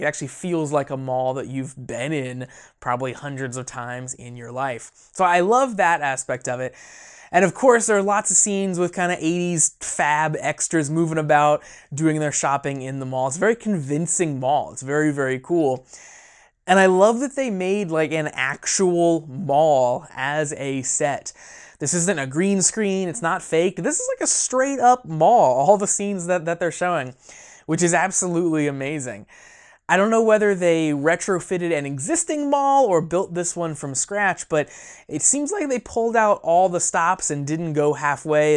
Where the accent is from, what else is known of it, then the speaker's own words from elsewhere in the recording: a small town in Indiana, United States; my hometown